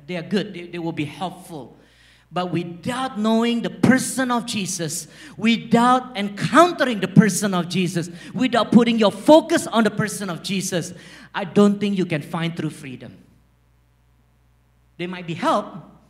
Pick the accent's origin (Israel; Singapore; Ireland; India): Singapore; accent: Singlish; As you can tell, my Singlish is very strong. Okay. I grew up in Singapore.